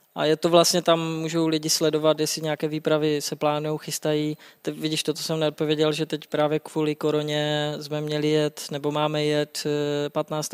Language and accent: Czech; Třinec, Moravian-Silesian Region, Czechia; moved away as an adult; now in Prague, Czechia; já pocházím z Třince a to je kousek jako to je tři kilometry do Polska, tři kilometry na Slovensko